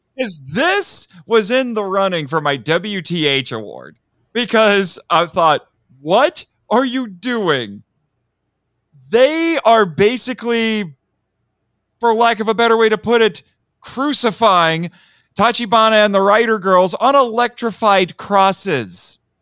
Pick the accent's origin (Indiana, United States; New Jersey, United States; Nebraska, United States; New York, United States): Indiana, United States; I'm from Indiana